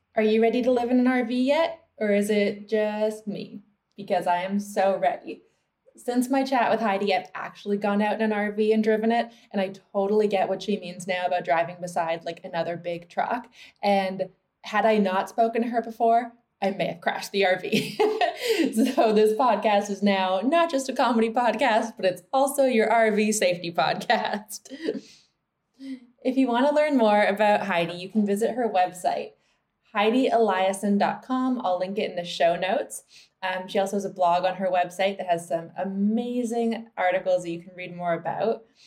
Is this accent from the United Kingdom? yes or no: no; Toronto, Ontario, Canada; I grew up in Toronto